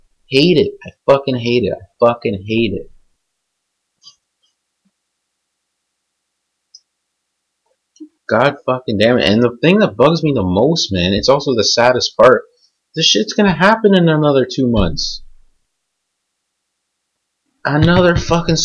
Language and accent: English; Canada